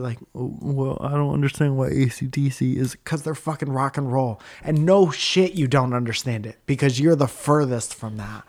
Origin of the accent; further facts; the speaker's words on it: Stratford, Connecticut, United States; I'm from Stratford, Connecticut, and I try to make people laugh for a living